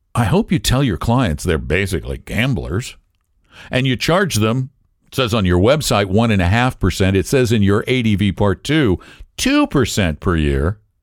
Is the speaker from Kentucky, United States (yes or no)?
no; Colorado, United States; the University of Colorado, which is my home state